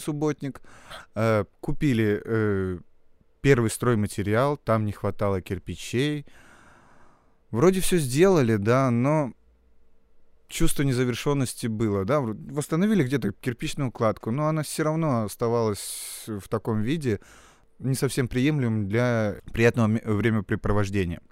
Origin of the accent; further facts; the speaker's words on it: Salekhard, Yamalo-Nenets Autonomous Okrug, Russia; moved away as an adult; now in Saint Petersburg, Russia; Вообще из города Салихарда, это Ямалонейский автономный округ